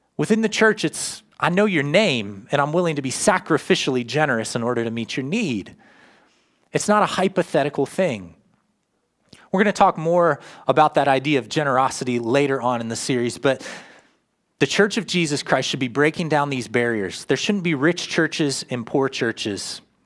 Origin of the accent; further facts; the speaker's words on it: United States; now in Grove City, United States; I lived in my hometown, Worcester, 13 years full time